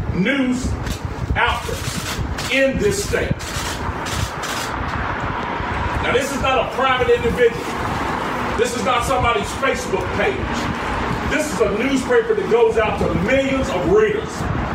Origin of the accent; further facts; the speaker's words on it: Greensboro, North Carolina, United States; celebrate February 1st down in my hometown of Greensboro